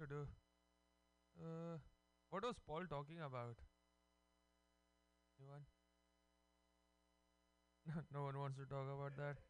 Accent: India; moved away; Growing up in India, we were always taught about karma.

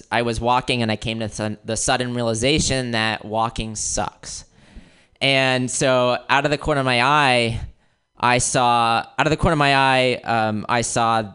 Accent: Florida, United States; moved away; also born or lived in Wisconsin; I grew up in Florida, and after Florida, I moved out to Wisconsin

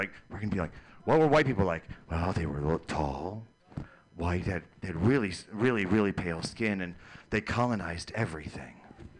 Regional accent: Fargo, North Dakota, United States; Oh, well, you know, I came from Fargo.

